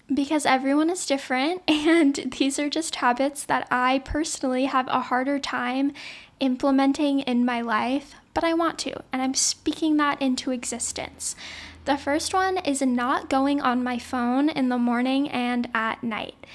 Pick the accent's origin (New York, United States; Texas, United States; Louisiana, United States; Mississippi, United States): Louisiana, United States; now in Los Angeles, United States; I was born and raised in Louisiana